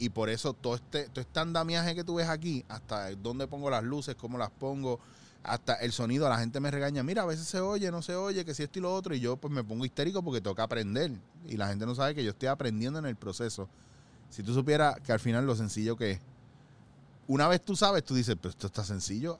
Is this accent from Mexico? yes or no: no; Puerto Rico; Nosotros como puertorriqueños y como isleños